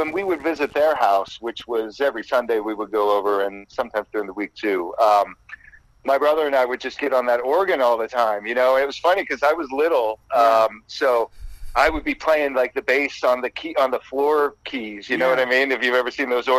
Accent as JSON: {"language": "English", "town": "West Mifflin", "region": "Pennsylvania", "country": "United States", "said": "I'm originally from a suburb of Pittsburgh, Pennsylvania, called West Mifflin, which is about 6 miles outside of downtown Pittsburgh"}